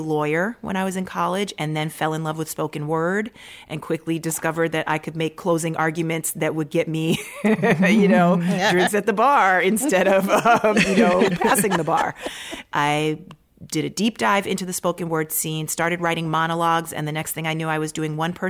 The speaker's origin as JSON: {"language": "English", "region": "Maryland", "country": "United States", "tie": "born there", "said": "I didn't grow up there, but my family, I was born in Maryland"}